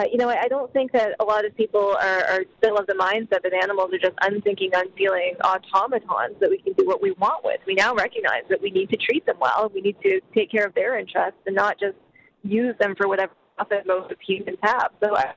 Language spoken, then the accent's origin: English; the Maritimes, Canada; also born or lived in Calgary; I was born in Calgary. My family is still there and has even involvement in the Stampede Organizing Committee. And I grew up in a rural area in the Maritimes.